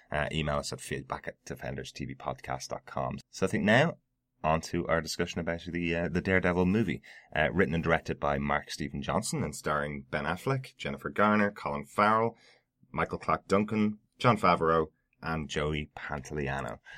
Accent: Ireland; i am an Irishman

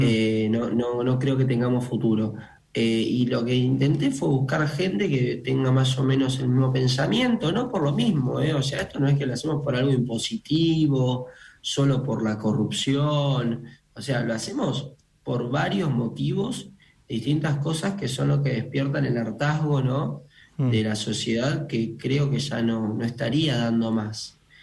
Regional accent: Argentina; somos argentinos

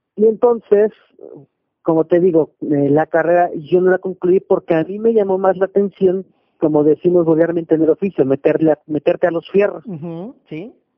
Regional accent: Mexico City, Mexico; yo radico y soy originario de la Ciudad de México, nací en el 81.

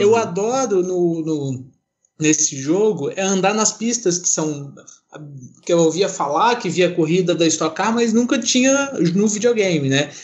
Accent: Minas Gerais, Brazil; Eu sou de Minas

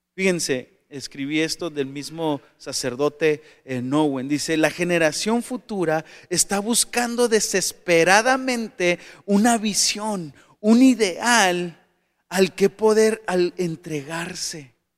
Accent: Tijuana, Baja California, Mexico; also born or lived in Sonora; soy tijuanense y mexicano

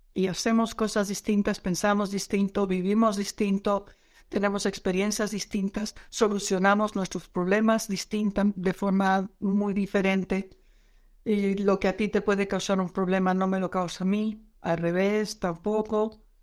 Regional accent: Netherlands; now in Mexico; yo soy holandesa

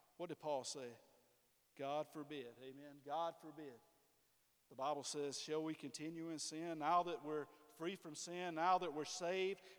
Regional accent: Ware Shoals, South Carolina, United States; I'm from Ware Shoals

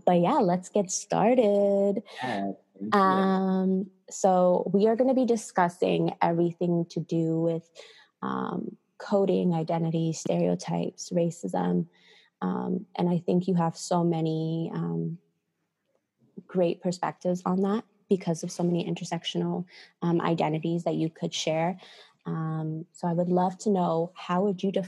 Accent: United States; I was born in the States

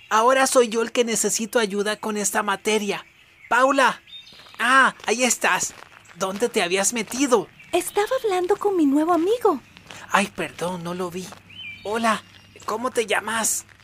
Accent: Equatorial Guinea; born there; Solamente hay un país en África donde se habla español. Guinea Ecuatorial. Y es ahí donde yo nací

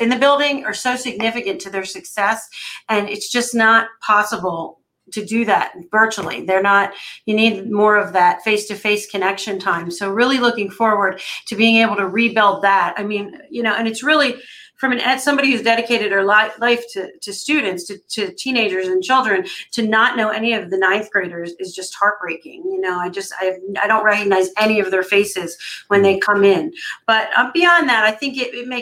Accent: Pottstown, Pennsylvania, United States; I'm from here. I'm from Pottstown. My great grandparents bought their house brand new on 2nd Street, and I grew up there

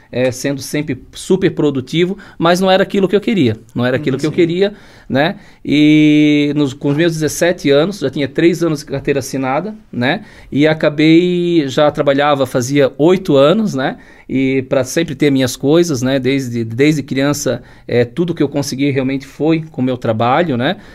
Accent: Blumenau, Santa Catarina, Brazil; meus pais eram do interior, eu nasci em Blumenau, Blumenau, mas um ano a gente morou no interior, então trabalhei um ano lá com eles estudando, né? Depois retornamos para Blumenau

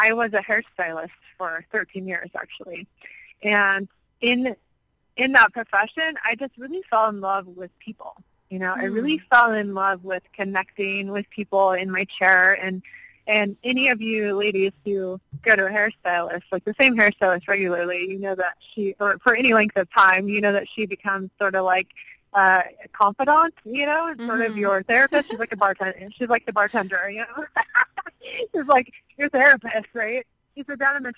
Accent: Midwest, United States; moved away as an adult; also born or lived in California; now in Hawaii, United States; I'm originally from the Midwest. So a far cry from where I spent the first 33 years of my life.

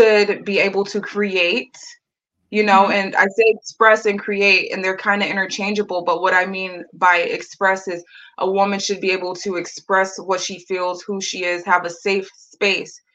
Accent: United States; as an American woman

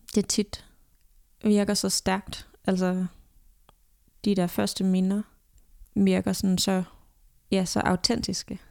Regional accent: Denmark; moved away as an adult; jeg var hjemme i Danmark

